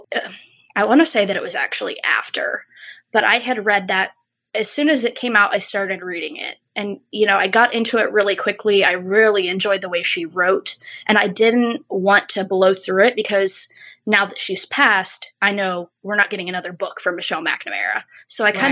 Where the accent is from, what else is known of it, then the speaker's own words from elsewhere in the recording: Parkersburg, West Virginia, United States; now in Charleston, United States; I live down in Charleston, West Virginia. I'm not in my hometown anymore.